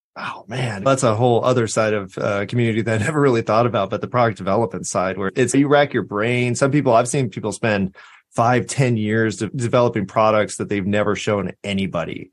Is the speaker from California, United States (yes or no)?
yes; Southern California, United States; now in Austin, United States; I'm from Southern California